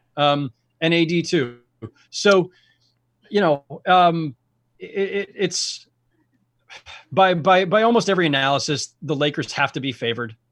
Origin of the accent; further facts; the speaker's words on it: San Jose, California, United States; I'm a Bay Area kid. I grew up in San Jose.